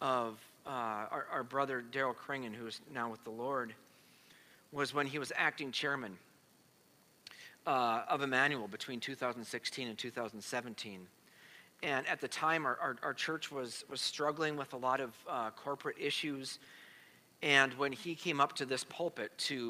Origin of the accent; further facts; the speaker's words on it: United States; As American Christians